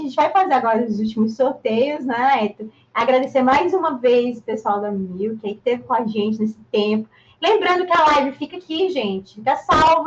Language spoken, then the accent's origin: Portuguese; São Paulo, Brazil; Eu sou de São Paulo, né? Eu moro aqui há muito tempo, sou de São Paulo